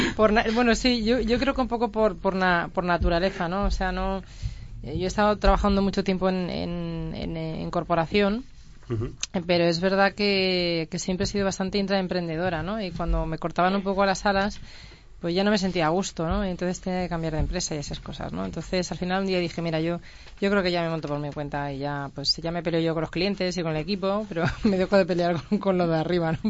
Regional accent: Andalusia, Spain; now in Madrid, Spain; emprendedora andaluza

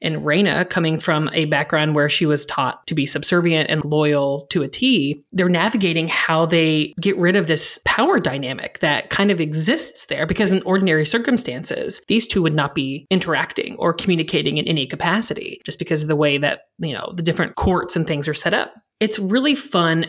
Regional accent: Indiana, United States; I'm from Indiana

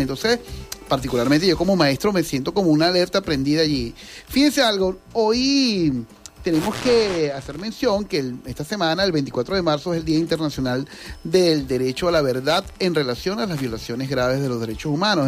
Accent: Venezuela; Nosotros los venezolanos

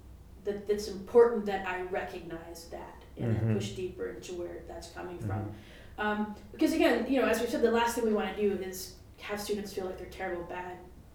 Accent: the South, United States; particularly as a white person, growing up in the South

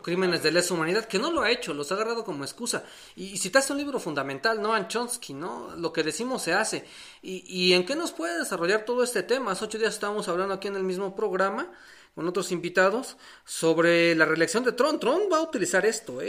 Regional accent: Mexico; asumirnos como mexicanos

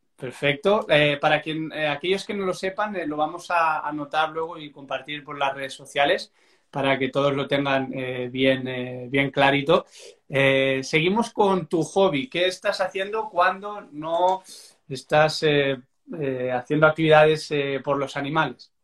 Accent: Barcelona, Catalonia, Spain; soy de Barcelona

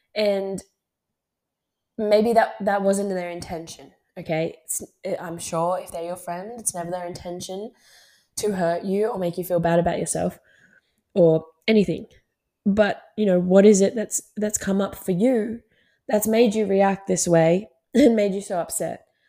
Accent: Gold Coast, Queensland, Australia; moved away as an adult; now in Sydney, Australia; I'm from the Gold Coast and I have so many friends up there

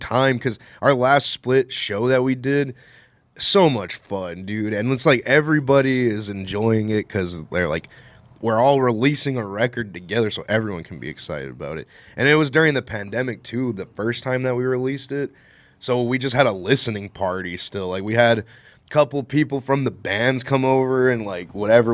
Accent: West Texas, United States; moved away as an adult; I'm not from here, I'm from West Texas

